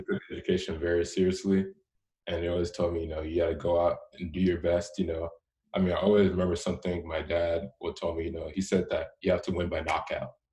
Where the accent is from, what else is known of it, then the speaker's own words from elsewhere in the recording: Houston, Texas, United States; also born or lived in Richmond, Texas; I grew up in Houston, and so up until tenth grade, I went, I went to school there